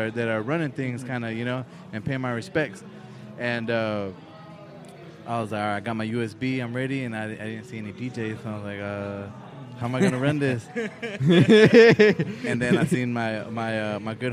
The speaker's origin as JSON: {"language": "English", "town": "Oceanside", "region": "California", "country": "United States", "tie": "born or raised there", "also_born_or_lived": "Guadalajara, Mexico", "said": "I hail from Oceanside"}